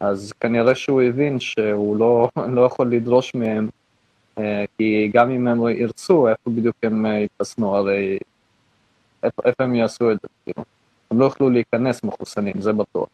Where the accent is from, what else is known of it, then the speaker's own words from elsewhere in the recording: near the Polish border, Lviv area, Lviv Oblast, Ukraine; also born or lived in Israel; now in Canada; אני מאוקראינה